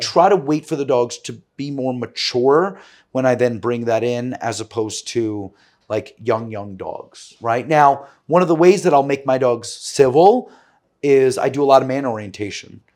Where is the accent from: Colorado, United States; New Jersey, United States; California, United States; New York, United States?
New York, United States; New York City; growing up in New York City